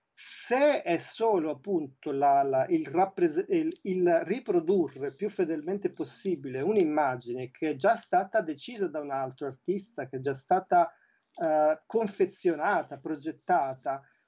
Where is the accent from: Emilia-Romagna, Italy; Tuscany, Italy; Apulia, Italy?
Tuscany, Italy; moved away as an adult; also born or lived in Milan; io appunto sono toscano, sì. però da vent'anni vivo a metà fra, fra, fra, i, fra i, due luoghi